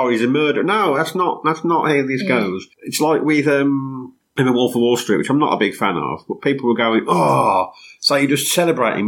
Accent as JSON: {"language": "English", "town": "Wednesbury", "region": "West Midlands", "country": "United Kingdom", "said": "I'm from Wensbury"}